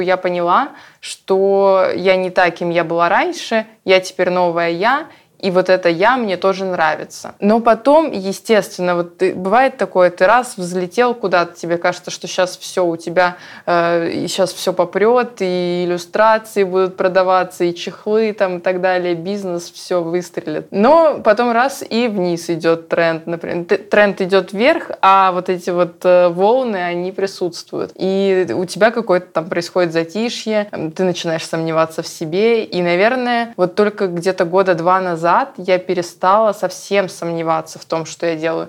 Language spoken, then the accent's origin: Russian; Yoshkar-Ola, Mari El, Russia; я побыла дома в Ешкарале